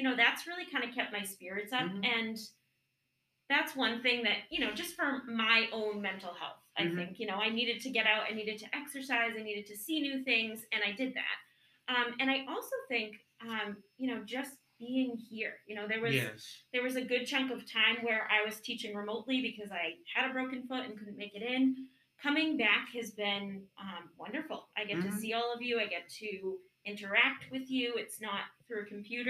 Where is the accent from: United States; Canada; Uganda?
United States; Webster, Massachusetts; moved away; I grew up on Lake Chargogogog, Man Chargogog, Chabungagungamog